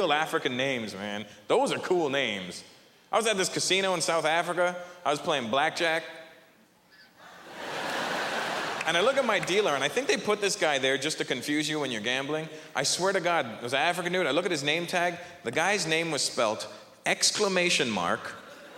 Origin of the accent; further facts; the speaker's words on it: Canada; Good to be home, man. Canada